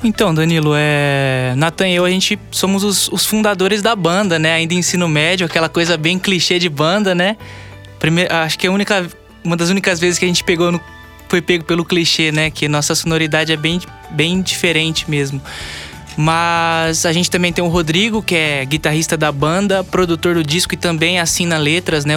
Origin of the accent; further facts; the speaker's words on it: Lins, São Paulo, Brazil; nós dois somos de Lins, né? É, eu moro na, na zona rural, eu, eu sou a, a face a face caipira da banda, né? É, mas daqui de Lins mesmo